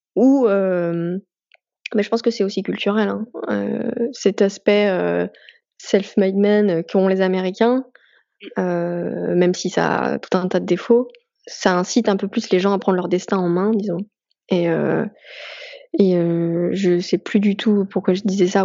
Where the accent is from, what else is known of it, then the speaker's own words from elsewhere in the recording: France; on est français